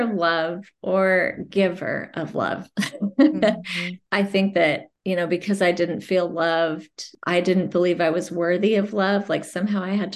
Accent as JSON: {"language": "English", "town": "Provo", "region": "Utah", "country": "United States", "tie": "born or raised there", "said": "I was born and raised in Provo, Utah"}